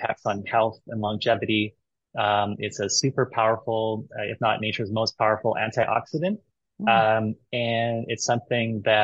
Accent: Hawaii, United States; I'm from Hawaii

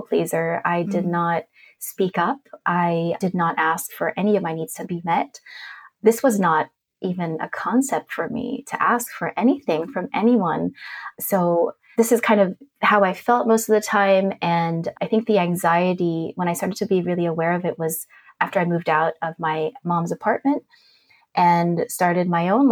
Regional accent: Germany; I grew up in a really big family. My parents were immigrants. I was born in Germany.

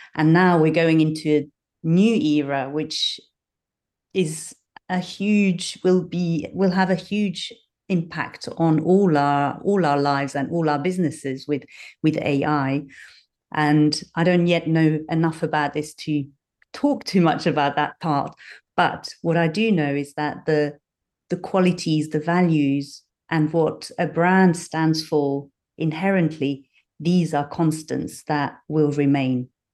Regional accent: Switzerland; moved away as an adult; now in London, United Kingdom; I grew up in Switzerland, but I've got a dual nationality. So I have roots in the U K and roots in Switzerland.

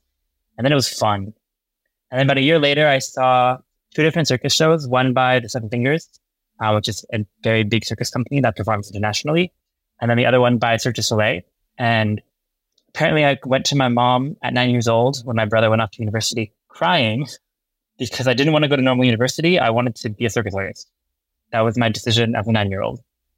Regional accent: Berkeley, California, United States; I grew up in Berkeley, California.

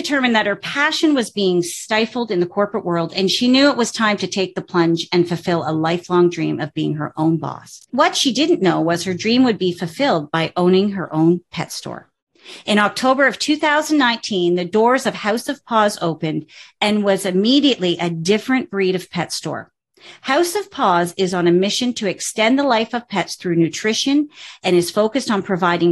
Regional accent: Canada; I'm a Canadian

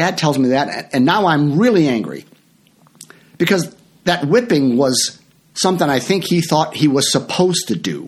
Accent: Franklin Park, Illinois, United States; I grew up in Franklin Park, Illinois

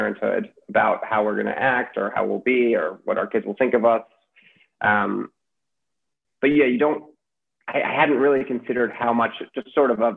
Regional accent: New York City, New York, United States; my childhood growing up in New York City

